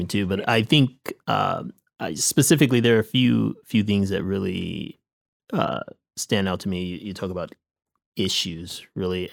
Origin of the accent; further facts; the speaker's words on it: Michigan, United States; moved away as an adult; now in Los Angeles, United States; I'm originally from Michigan. I grew up, um, in the city north of Detroit, Michigan.